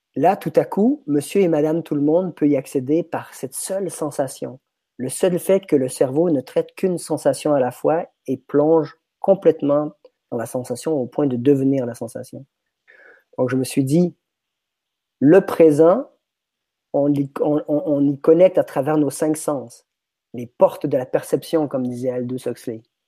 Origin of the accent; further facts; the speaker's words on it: Quebec, Canada; moved away as an adult; now in France; je suis québécois, je suis débarqué en France en 99.